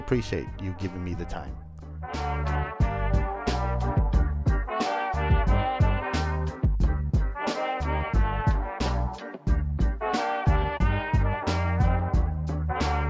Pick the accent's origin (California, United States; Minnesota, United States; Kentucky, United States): California, United States; San Jose; I grew up in East San Jose